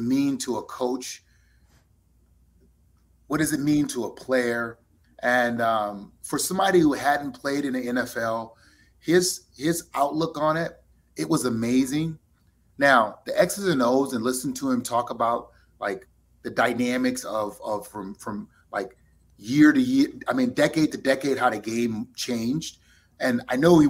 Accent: New Orleans, Louisiana, United States; moved away as an adult; also born or lived in San Diego / Indianapolis; growing up in New Orleans, living in San Diego

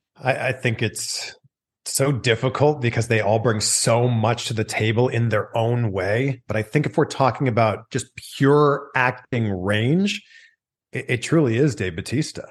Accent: Toronto, Ontario, Canada; now in California, United States; I'm from Toronto

